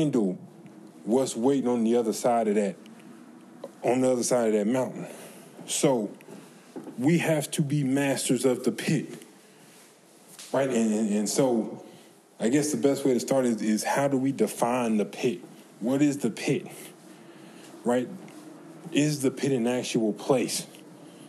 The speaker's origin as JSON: {"language": "English", "region": "the South", "country": "United States", "said": "I'm from the South"}